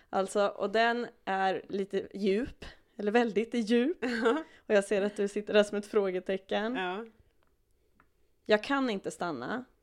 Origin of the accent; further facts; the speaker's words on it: Uppsala, Uppsala County, Sweden; en lokaltidning här i Uppsala, där vi kommer ifrån båda två.